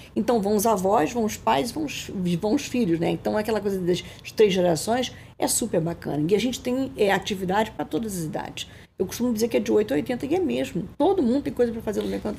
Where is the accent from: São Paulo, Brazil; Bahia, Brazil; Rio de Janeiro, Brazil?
Rio de Janeiro, Brazil; eu sou carioca, carioquíssima, adoro Rio de Janeiro